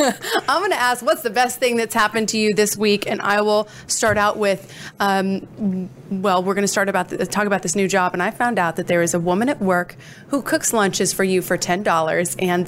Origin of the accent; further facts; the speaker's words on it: Coeur d'Alene, Idaho, United States; He is in Coeur d'Alene, Idaho, my hometown.